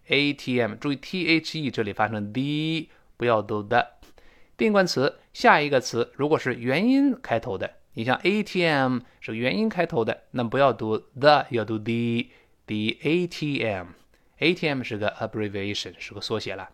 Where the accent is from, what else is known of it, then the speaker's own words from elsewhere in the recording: China; now in Sydney, Australia; 我们大陆这边儿说普通话